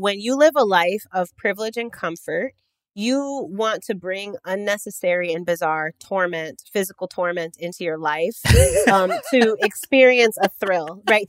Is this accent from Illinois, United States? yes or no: yes; Chicago, Illinois, United States; I'm from Chicago.